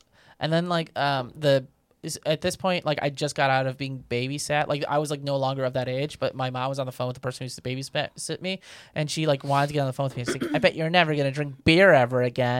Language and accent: English; Northwest Indiana, United States; moved away; I grew up in Indiana.